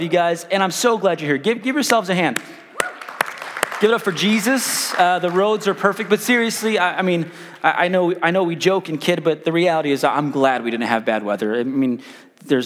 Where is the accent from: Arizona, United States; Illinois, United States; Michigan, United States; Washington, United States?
Illinois, United States; Chicago; now in Wichita, United States; I grew up in South Chicago, really rough neighborhood.